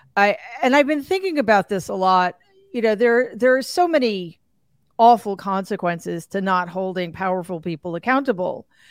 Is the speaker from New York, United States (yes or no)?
yes; New York City, New York, United States; my hometown, the Gramercy Theater in New York City